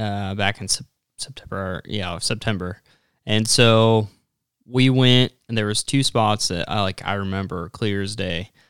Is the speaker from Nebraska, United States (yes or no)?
yes; Platte River, west of Sutherland towards Hershey, Nebraska, United States; Where I grew up hunting on the Platte River was just west of Sutherland towards Hershey.